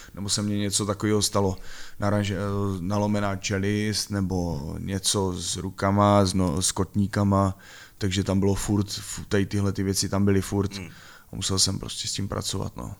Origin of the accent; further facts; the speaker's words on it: Ivančice, South Moravian Region, Czechia; Pocházím z Ostěradic a bylo to takový divoký, nespoutaný